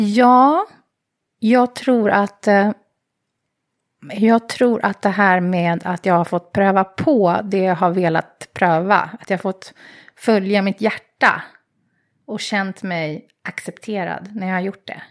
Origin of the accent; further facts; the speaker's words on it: Stockholm, Stockholm County, Sweden; I Bromma.